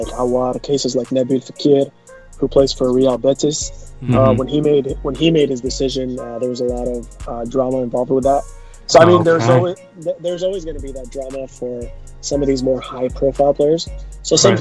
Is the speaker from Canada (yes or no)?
yes; Canada; I grew up in Canada.